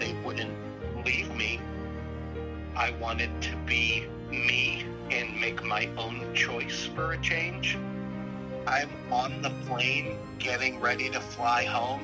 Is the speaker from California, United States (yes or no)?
yes; San Diego, California, United States; I was born in San Diego, California.